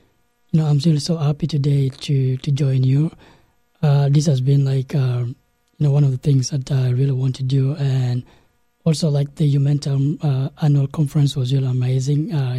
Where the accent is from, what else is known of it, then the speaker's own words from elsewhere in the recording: South Sudan; So a little bit about myself. … and, you know, I'm from South Sudan. And South Sudan is like, you know, the youngest country in the world.